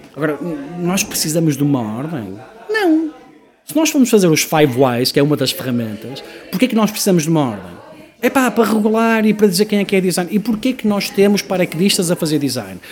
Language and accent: Portuguese; Porto, Norte, Portugal; also born or lived in Manchester; now in Lisbon, Portugal; sendo eu do Porto